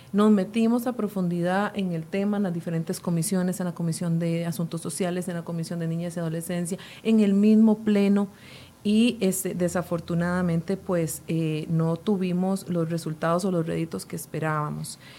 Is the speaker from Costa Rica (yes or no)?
yes; Costa Rica